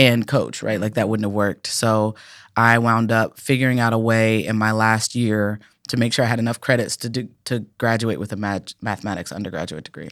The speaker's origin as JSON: {"language": "English", "town": "Cincinnati", "region": "Ohio", "country": "United States", "tie": "born or raised there", "said": "I'm from Cincinnati."}